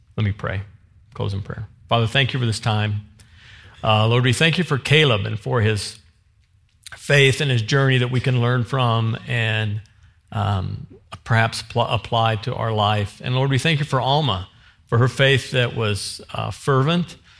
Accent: the Ozarks, United States; I'm from the Ozarks

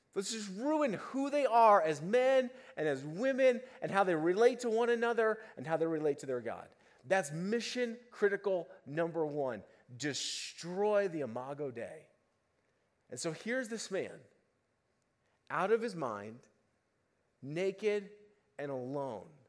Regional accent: Boulder, Colorado, United States; I grew up in Boulder

